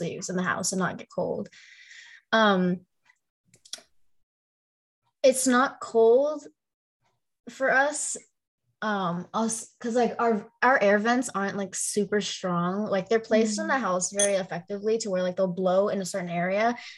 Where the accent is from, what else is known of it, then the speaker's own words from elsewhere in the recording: Florida, United States; also born or lived in Chicago, Illinois; I was born in like Southbridge, Chicago. So it was cold and also gross at the same time. But I was also only there until I was like 3. So I was basically raised in Florida